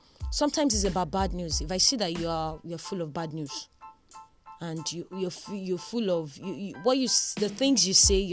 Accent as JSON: {"language": "English", "region": "Southwest Nigeria", "country": "Nigeria", "tie": "born or raised there", "also_born_or_lived": "Osun State / Kwara State", "said": "I grew up probably in Osun State. I grew up around Kwara State. I grew up in Southwest Nigeria."}